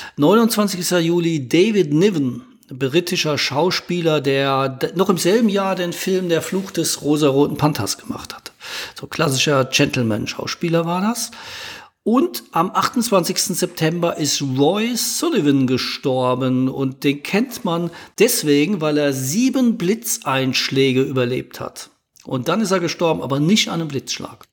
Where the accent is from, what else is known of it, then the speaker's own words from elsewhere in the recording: Ludwigshafen, Rhineland-Palatinate, Germany; meine Heimatstadt Ludwigshafen